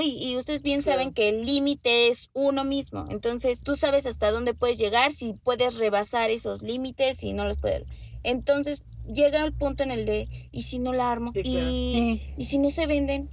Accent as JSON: {"language": "Spanish", "country": "Mexico", "said": "hablo como mexicana"}